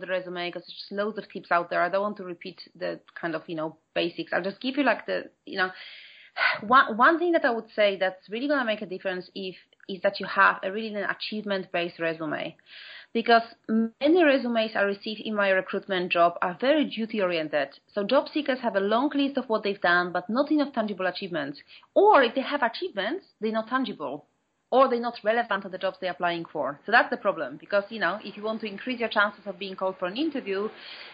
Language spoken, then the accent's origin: English; Poland; moved away as an adult; now in London, United Kingdom; I'm from Poland originally, but I've been here for 17 years now.